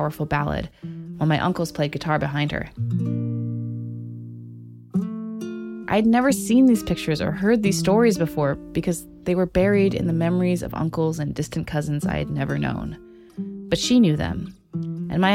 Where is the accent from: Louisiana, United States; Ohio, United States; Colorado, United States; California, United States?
California, United States; Santa Cruz; I grew up in Santa Cruz